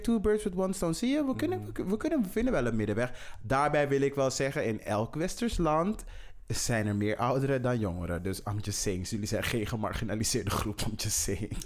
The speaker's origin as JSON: {"language": "Dutch", "country": "Netherlands", "said": "wij als Nederlanders. Wij als Nederlanders"}